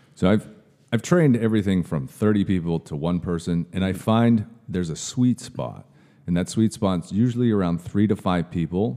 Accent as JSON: {"language": "English", "town": "Kirkland", "region": "Washington", "country": "United States", "tie": "born or raised there", "moved": "yes", "said": "I was from a suburb of uh, Seattle. It's called the East Side. So mm-hmm. I was born in Kirkland."}